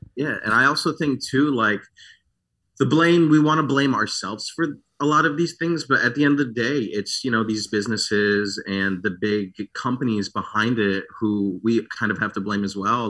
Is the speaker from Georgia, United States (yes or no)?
no; Michigan, United States; also born or lived in France; I grew up in Michigan